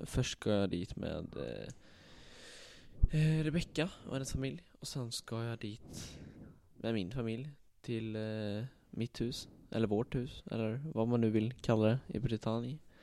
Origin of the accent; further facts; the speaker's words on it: Falköping, Västra Götaland, Sweden; mina bröder och jag då, vi kommer ju här från Falköping